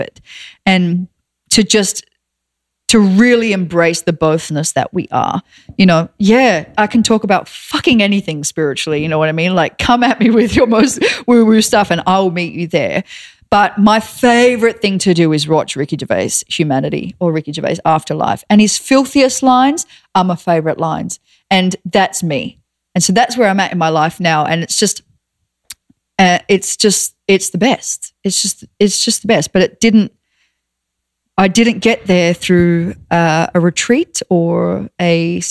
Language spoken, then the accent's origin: English; Australia; moved away; I'm Australian